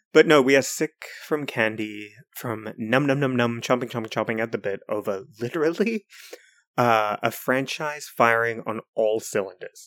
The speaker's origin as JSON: {"language": "English", "country": "New Zealand", "said": "as a New Zealander"}